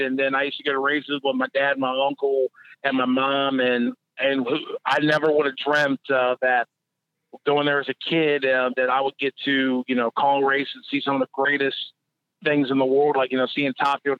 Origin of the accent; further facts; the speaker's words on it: Maryland, United States; I'm from Maryland